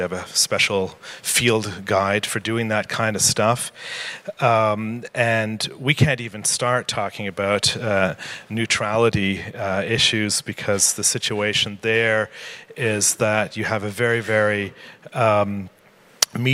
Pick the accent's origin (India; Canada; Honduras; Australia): Canada; I'm Canadian